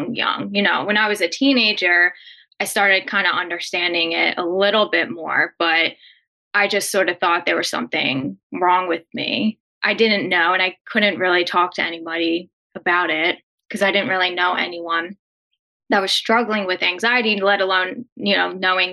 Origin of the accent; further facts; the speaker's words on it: Philadelphia, Pennsylvania, United States; I grew up in Philly